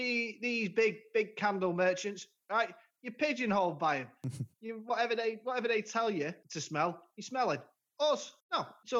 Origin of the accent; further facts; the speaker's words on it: Blackpool, North West England, United Kingdom; we had one in Blackpool when I was growing up on Central Drive.